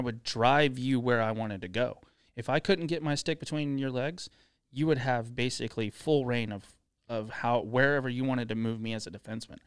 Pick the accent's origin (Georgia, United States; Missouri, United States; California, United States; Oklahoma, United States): Oklahoma, United States; Tulsa; also born or lived in Dallas; we moved from Dallas, uh, to Tulsa. My dad got transferred for a job. We moved here when I was ten